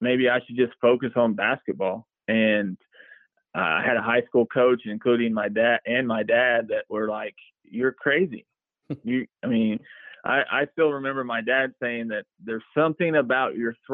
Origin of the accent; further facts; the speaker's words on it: Tuttle, Oklahoma, United States; growing up in Tuttle, man, I couldn't ask for a better town to grow up